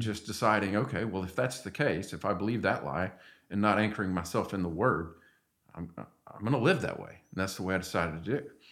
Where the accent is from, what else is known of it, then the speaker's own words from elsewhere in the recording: Arkansas, United States; moved away; I'm from Arkansas